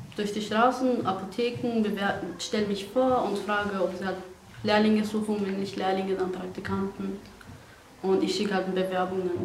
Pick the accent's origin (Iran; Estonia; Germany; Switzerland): Iran; German is a second language; also born or lived in Afghanistan; now in Austria; Aus Afghanistan ursprünglich. Bin aber in Iran aufgewachsen und auch geboren. Und seit sechs Jahren bin ich hier in Österreich